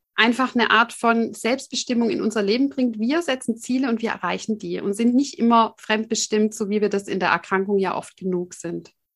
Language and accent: German; Swabia, Germany; ich komme ja aus dem Schwabenland